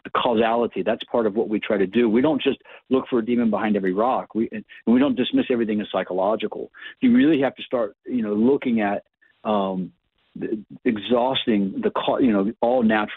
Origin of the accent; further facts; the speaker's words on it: Ohio, United States; moved away; I'm from Ohio originally